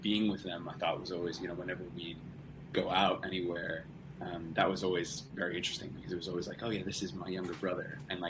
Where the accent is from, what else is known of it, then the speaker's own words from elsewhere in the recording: central New Jersey, United States; Yeah, so I grew up in central New Jersey, which is a place. Don't let anybody tell you differently. And my mom is from England, from the northwest of England, so about an hour north of Manchester.